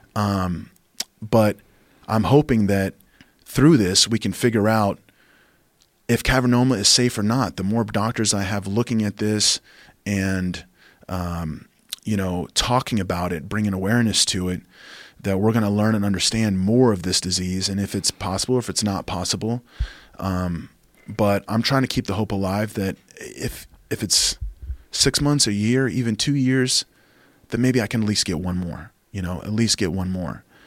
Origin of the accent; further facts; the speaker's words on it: Oklahoma, United States; now in Austin, United States; my home state, outside of Oklahoma